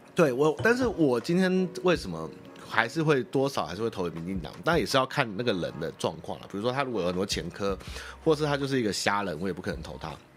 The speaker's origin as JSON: {"language": "Chinese", "country": "Taiwan", "tie": "born or raised there", "said": "对于台湾的这个土地，跟毕竟我们是生于师长于斯"}